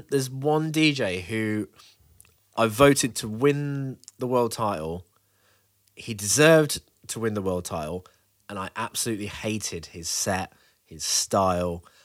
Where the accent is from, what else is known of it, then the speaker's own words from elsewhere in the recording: Birmingham, West Midlands, United Kingdom; Birmingham. Big up my Birmingham crew.